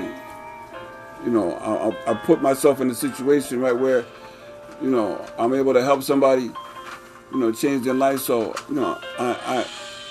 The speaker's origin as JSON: {"language": "English", "town": "Springfield", "region": "Massachusetts", "country": "United States", "tie": "born or raised there", "said": "born and raised in Springfield. I'm from the Mason Square area, born and raised all my life"}